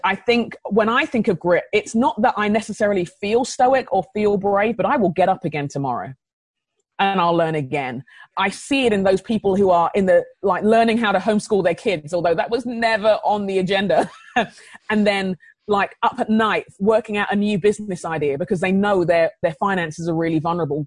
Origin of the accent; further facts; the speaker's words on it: London, United Kingdom; now in Minnesota, United States; I grew up in London